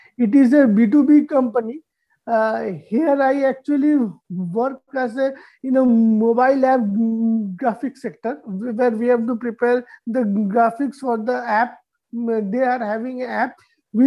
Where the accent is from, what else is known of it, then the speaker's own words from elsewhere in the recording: Dhanbad, Jharkhand, India; now in New Delhi, India; my hometown in the eastern part of India, state of Jharkhand. The city is known as Dhanbad